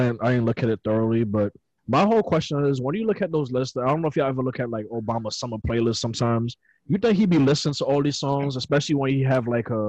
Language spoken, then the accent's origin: English; New York City, New York, United States; I'm from Brooklyn.